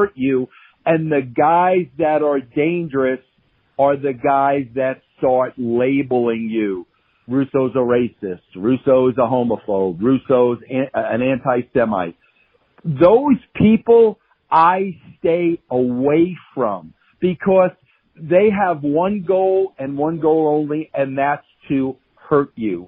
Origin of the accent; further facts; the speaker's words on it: Long Island, New York, United States; I was from Long Island. We were both Italian